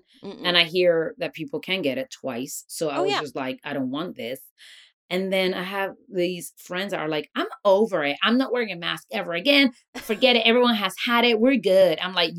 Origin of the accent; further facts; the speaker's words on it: Puerto Rico; moved away; I'm from Puerto Rico.